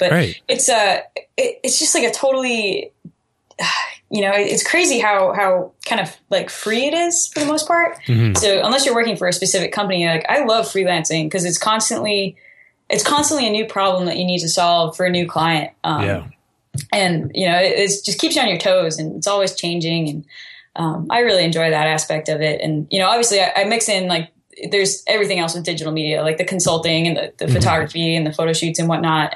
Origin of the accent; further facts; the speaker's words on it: Plum Island, Massachusetts, United States; moved away as an adult; also born or lived in Hampton Beach, New Hampshire / Holderness, New Hampshire / Maine; now in Texas, United States; I'm from Plum Island, Massachusetts.